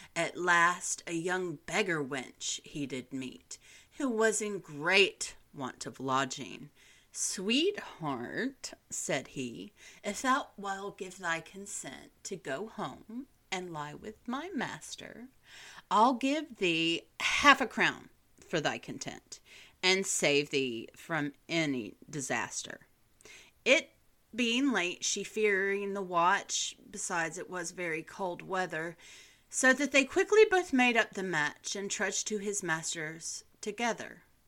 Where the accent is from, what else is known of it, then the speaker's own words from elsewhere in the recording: Southern United States, United States; as a Southerner who is in love with Charleston, South Carolina